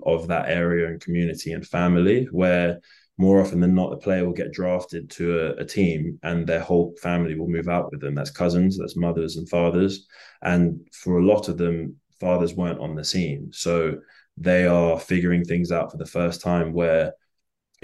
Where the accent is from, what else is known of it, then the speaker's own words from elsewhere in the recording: England, United Kingdom; I'm not African-American, I'm a black English person, and I sound like this is my real voice.